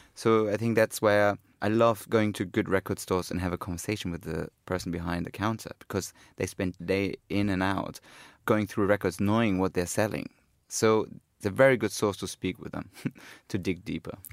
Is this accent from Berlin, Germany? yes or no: no; Cologne, North Rhine-Westphalia, Germany; when I was growing up in Cologne